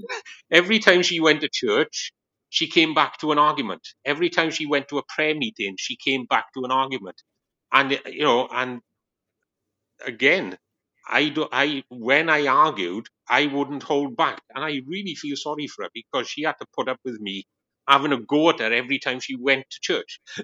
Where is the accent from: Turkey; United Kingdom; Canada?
United Kingdom; Wales; moved away as an adult; now in Long Eaton, United Kingdom; this man sounds really strange, it's because I'm from Wales. I'm a Welshman